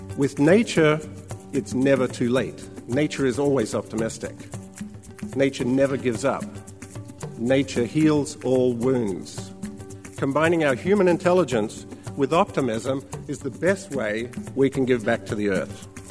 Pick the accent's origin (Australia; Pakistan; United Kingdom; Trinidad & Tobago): Australia; When I was a child growing up in Australia